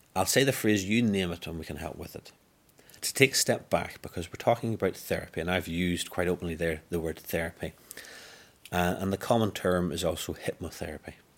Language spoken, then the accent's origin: English; Northern Ireland, United Kingdom; I'm born and bred in Northern Ireland